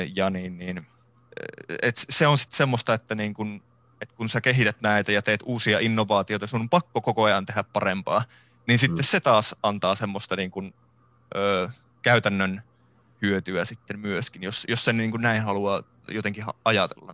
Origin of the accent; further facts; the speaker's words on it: Iisalmi, North Savo, Finland; mä oon Iisalmesta alun perin kotoisin ja kasvanut Iisalmessa